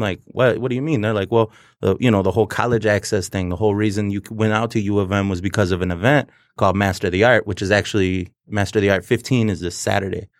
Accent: Detroit, Michigan, United States; I grew up, born and raised in South Detro-, Southwest Detroit

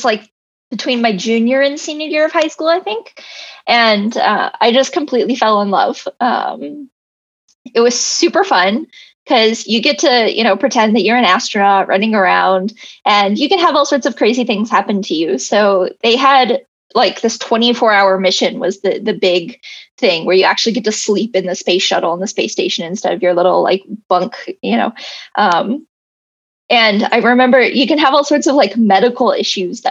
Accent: Texas, United States; now in Los Angeles, United States; I grew up in Texas

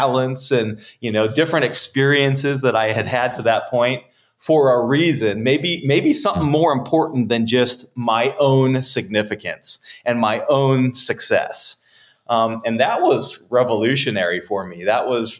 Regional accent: California, United States; being a young man growing up in California

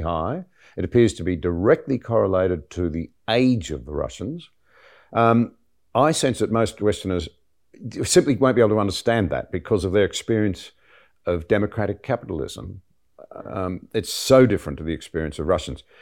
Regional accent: Australia; as an Australian

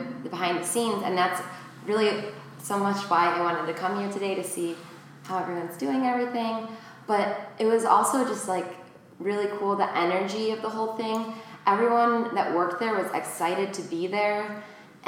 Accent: Shorewood, Illinois, United States; I'm also from Shorewood, where the other studio is

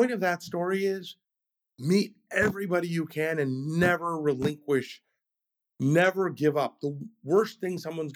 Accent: California, United States; I'm a Californian.

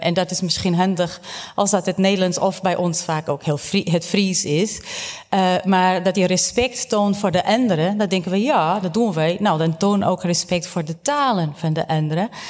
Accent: Portugal; now in Netherlands; ik ben opgegroeid in Portugal, mijn leerkrachten waren Portugees

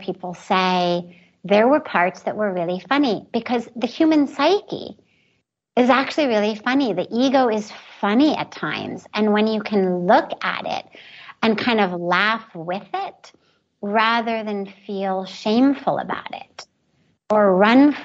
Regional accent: Los Angeles, California, United States; moved away as an adult; now in India; growing up in Los Angeles with all the privilege

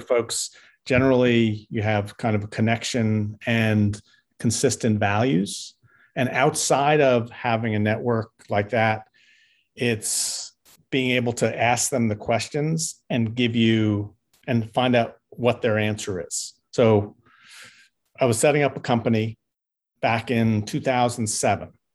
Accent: New York, United States; moved away; I grew up in New York

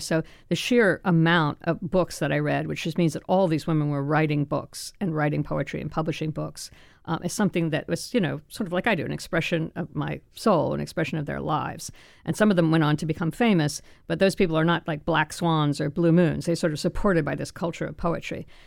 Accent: Florida, United States; also born or lived in France; I'd grown up in Florida and never taken Spanish, I was born in France

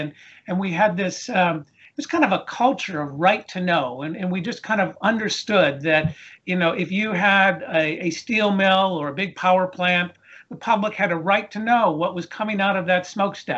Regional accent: East Coast of the United States, United States; We grew up here in the East Coast of the United States

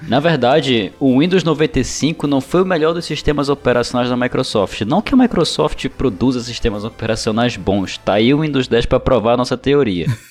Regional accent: North Region, Brazil; Eu sou daqui do norte do Brasil

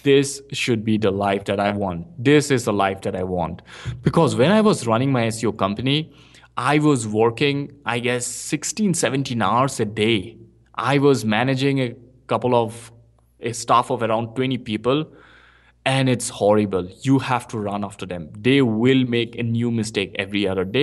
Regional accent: India; English is a second language; moved away as an adult; now in Bangalore, India; I came to Bangalore because I previously, I was in a small town in India

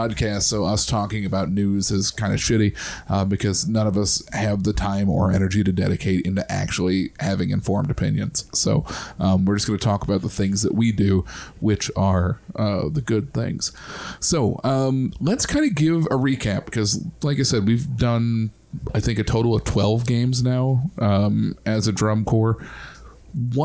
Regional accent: Central Illinois, United States; moved away; I'm from Central Illinois

